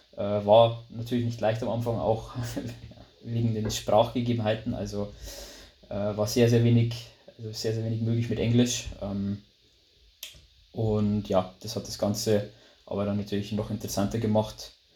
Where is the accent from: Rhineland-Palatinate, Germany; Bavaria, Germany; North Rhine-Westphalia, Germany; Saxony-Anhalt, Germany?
Bavaria, Germany; Lower; accent: Bavarian dialect; wie man vielleicht am, am, ja, am Dialekt oder in der Aussprache schon hört, also ich komme aus Bayern, genau gesagt aus Niederbayern, aus einem kleinen Dörfchen